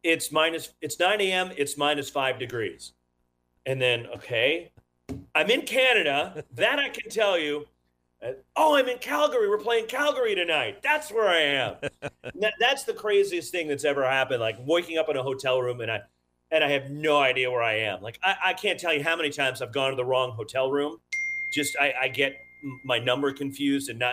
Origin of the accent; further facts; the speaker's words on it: California, United States; also born or lived in Florida; I'm a Californian born and raised